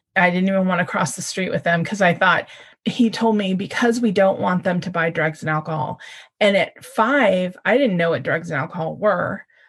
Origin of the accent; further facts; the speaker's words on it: California, United States; Born and raised in California